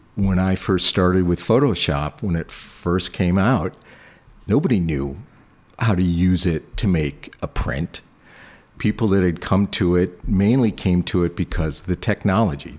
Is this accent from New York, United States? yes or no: yes; Buffalo, New York, United States; moved away as an adult; also born or lived in Boston; as a kid, I grew up in Buffalo, New York.